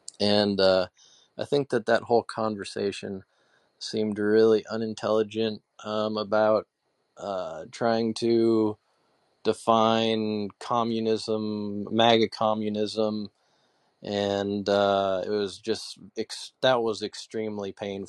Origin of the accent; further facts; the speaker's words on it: Fairbanks, Alaska, United States; now in Michigan, United States; Yeah, I'm from Fairbanks, Alaska. That's where I was from.